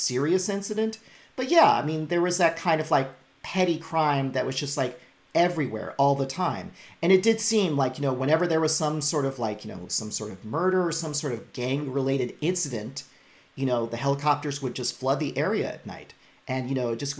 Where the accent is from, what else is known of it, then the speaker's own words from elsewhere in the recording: Los Angeles, California, United States; born and raised in Echo Park